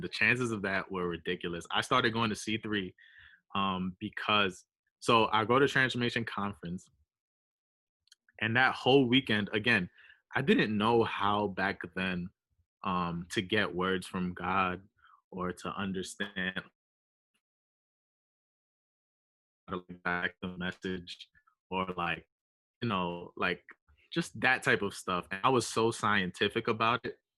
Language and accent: English; New York City, New York, United States; I grew up in New York